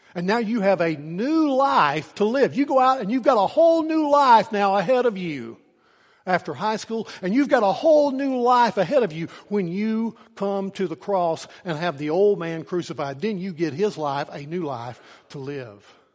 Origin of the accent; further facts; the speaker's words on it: Norton, Virginia, United States; at the end of my senior year, I walked across the stage and they handed me a piece of paper. And that piece of paper said that I was free from Norton City School's